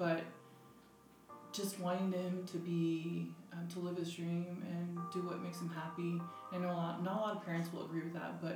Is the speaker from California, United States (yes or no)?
yes; California, United States; now in Utah, United States; I'm from California. I was born and raised in California. I live in Utah now.